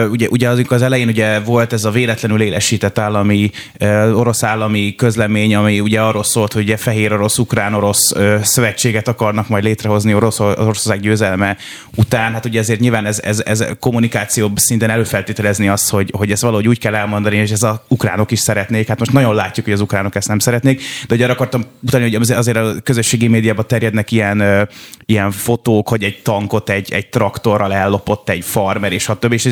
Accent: Szeged, Csongrád-Csanád, Hungary; now in Budapest, Hungary; én most Budapesten élek és dolgozom, de én alapvetően Szegedi vagyok

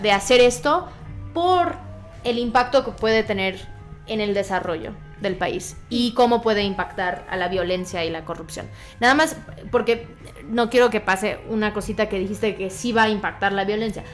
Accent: Veracruz, Mexico; now in Mexico City, Mexico; yo soy de Veracruz, nací ahí

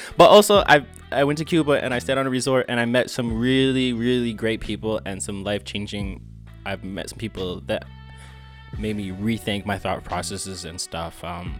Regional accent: India; I'm Indian, so I'm definitely going with baseball.

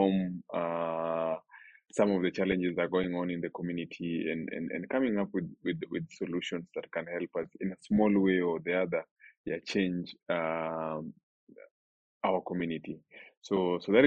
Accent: Nairobi, Kenya; I was born and raised in Mathare.

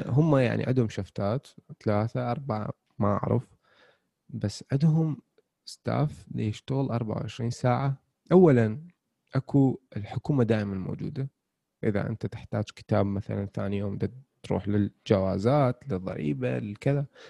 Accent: Iraq; احنا عندنا بالعراق

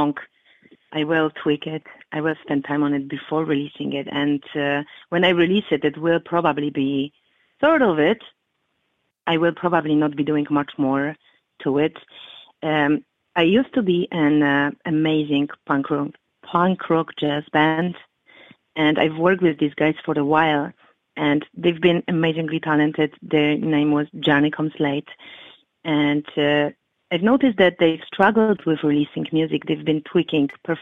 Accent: Poland; now in Chicago, United States; back in Poland, when I was growing up

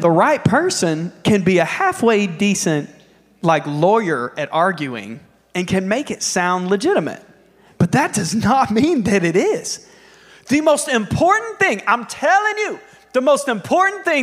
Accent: United States; as an American

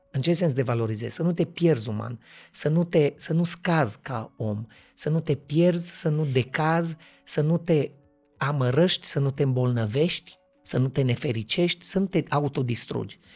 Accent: Cluj-Napoca, Cluj County, Romania; sunt actor din Cluj, născut, crescut, familie tot

